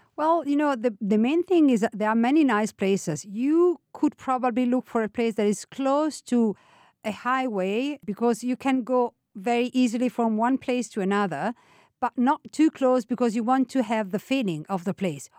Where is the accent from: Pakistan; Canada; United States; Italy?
Italy